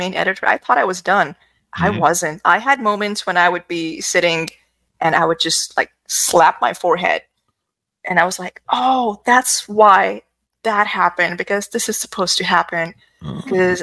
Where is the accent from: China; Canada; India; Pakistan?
Pakistan; moved away as an adult; now in United States; I grew up in Pakistan. I've lived half my life there